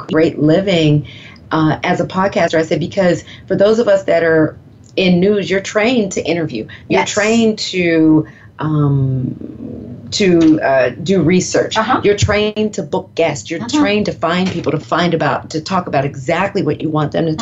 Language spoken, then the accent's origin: English; the South, United States; accent: Southern; I'm from the South. I don't have that strong of an accent because my mother grew up in the North in Philadelphia